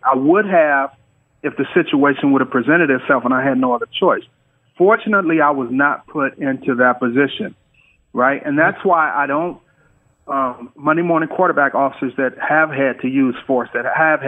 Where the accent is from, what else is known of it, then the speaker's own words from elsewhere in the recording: Detroit, Michigan, United States; moved away as an adult; also born or lived in California; growing up in Detroit